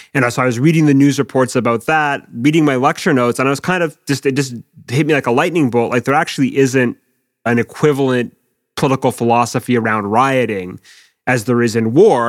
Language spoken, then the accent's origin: English; Quebec, Canada; moved away as an adult; now in United Kingdom; in where I was, Quebec